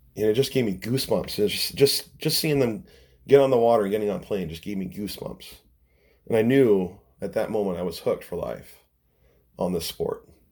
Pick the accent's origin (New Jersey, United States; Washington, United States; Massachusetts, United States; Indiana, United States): Washington, United States; Renton; also born or lived in Seattle, Washington; I'm from Renton, Washington. a suburb of Seattle